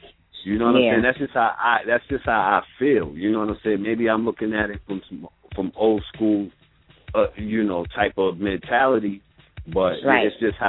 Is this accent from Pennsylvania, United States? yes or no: no; New York, United States; as a New Yorker, born and raised